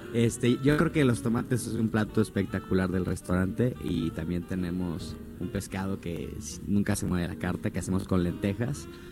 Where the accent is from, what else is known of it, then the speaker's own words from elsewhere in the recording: Puerto Vallarta, Jalisco, Mexico; moved away; yo regresé a mi lugar de origen, yo soy nativo de Puerto Vallarta